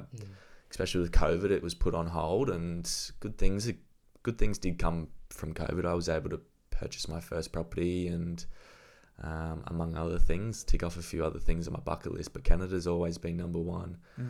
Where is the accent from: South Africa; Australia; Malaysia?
Australia; Gold Coast, Queensland; obviously we're from the Gold Coast. Beach breaks and point breaks and stuff, we're not really used to the reef.